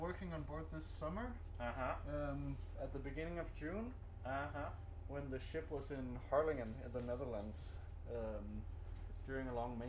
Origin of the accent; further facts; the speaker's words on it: Fredericia, Southern Denmark, Denmark; I grew up in a town called Fredericia.